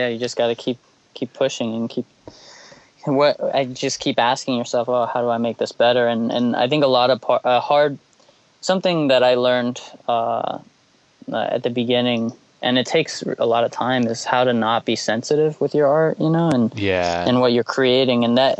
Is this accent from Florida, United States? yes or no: yes; Florida, United States; also born or lived in Georgia / Chicago; I was born in Georgia, and I lived in Chicago for about 6 years, 7 years, and then I moved all around Florida.